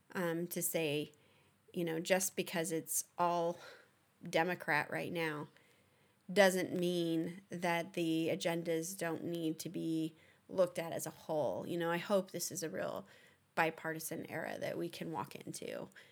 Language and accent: English; United States; being an American